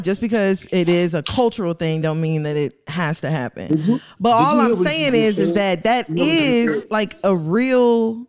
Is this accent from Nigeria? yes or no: yes; Nigeria; Because I'm Nigerian, right?